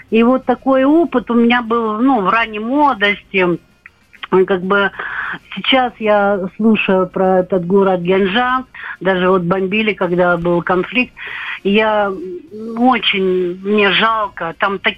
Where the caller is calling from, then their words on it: Stavropol, Stavropol Krai, Russia; Я звоню из Ставрополя.